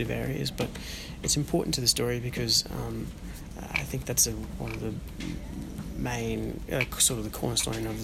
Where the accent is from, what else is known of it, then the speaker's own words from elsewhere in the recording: Australia; being Australian